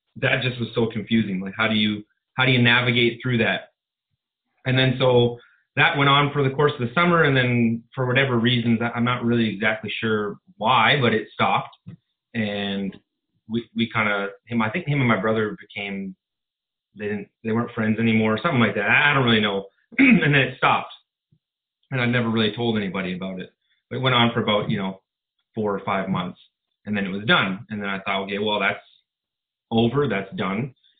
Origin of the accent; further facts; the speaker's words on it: Southern Ontario, Canada; I grew up in Southern Ontario, and kind of a normal childhood experience